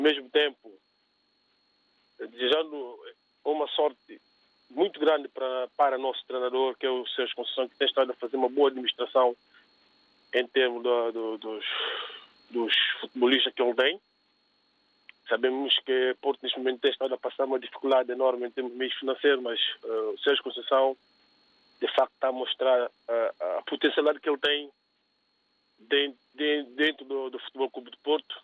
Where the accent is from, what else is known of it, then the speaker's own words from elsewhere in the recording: Cape Verde; eu sou cabo-verdiano, né? entre aspas, né? Sou cabo-verdiano